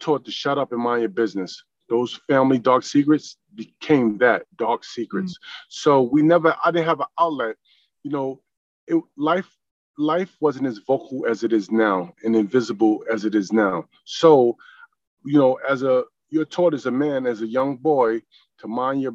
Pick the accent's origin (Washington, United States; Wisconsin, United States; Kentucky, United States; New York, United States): New York, United States; also born or lived in Greenville, North Carolina; now in South Carolina, United States; I was born in North Carolina, I was raised in New York